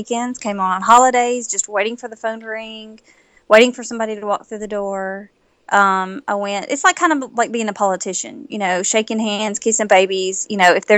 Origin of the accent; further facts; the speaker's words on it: Nashville, Tennessee, United States; I am originally from Nashville